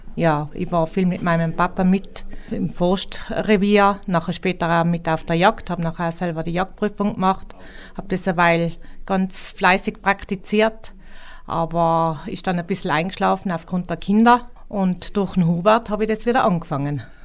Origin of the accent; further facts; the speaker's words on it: Roppen, Tyrol, Austria; now in Schwangau, Germany; Ich komme aus Roppen in Nordtirol, Nähe Imst.